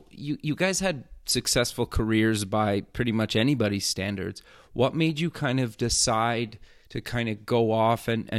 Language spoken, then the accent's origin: English; Edmonton, Alberta, Canada; an upcoming event in my hometown of Edmonton, Alberta.